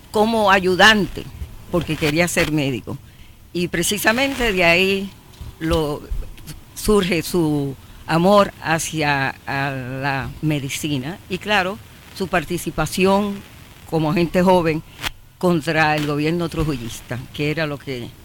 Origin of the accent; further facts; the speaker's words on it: Dominican Republic; O sea, lo crean o no, somos los dominicanos los que estamos permitiendo que esto pase.